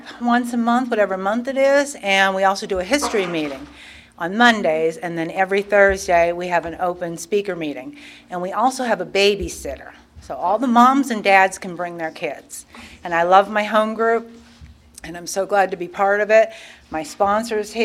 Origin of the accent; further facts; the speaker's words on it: Pennsylvania, United States; now in Wilson, United States; I was born and raised in Pennsylvania